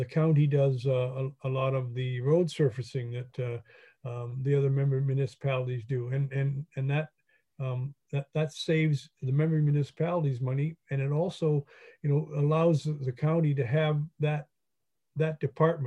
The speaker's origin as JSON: {"language": "English", "town": "Hastings", "region": "Ontario", "country": "Canada", "tie": "born or raised there", "said": "I grew up in Hastings. My parents came from Port Hope and Cobourg originally"}